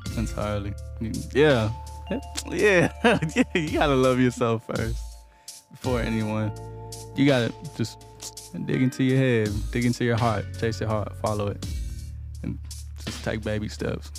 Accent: Houston, Texas, United States; I'm from Houston

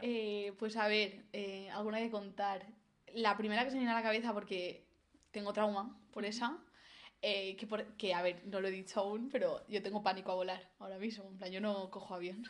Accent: Valencia, Valencian Community, Spain; Yo, yo, soy de Valencia

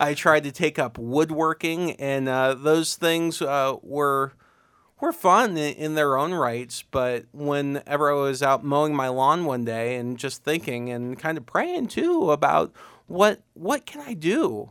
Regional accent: Uhrichsville, Ohio, United States; I'm born and raised in Yuricksville

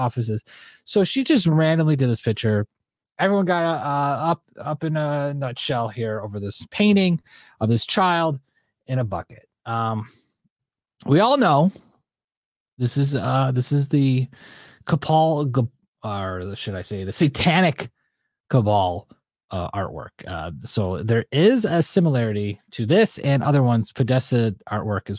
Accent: Buffalo, New York, United States; I'm from Buffalo

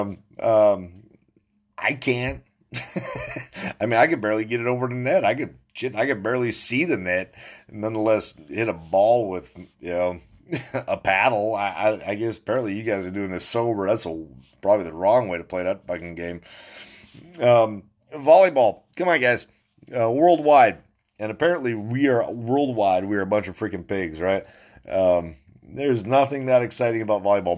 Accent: New Salem, North Dakota, United States; New Salem, North Dakota, my hometown

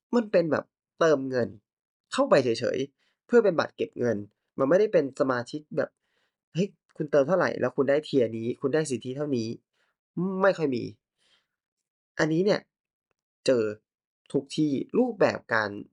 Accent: Thailand

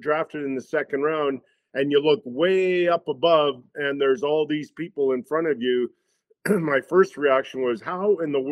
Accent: Edmonton, Alberta, Canada; moved away as an adult; growing up in Edmonton

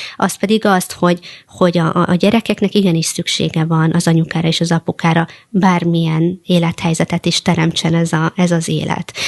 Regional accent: Hungary; magyar cigány nőként

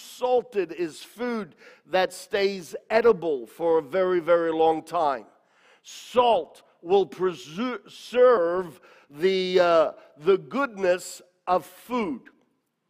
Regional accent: Australia; I was a young man growing up in Australia

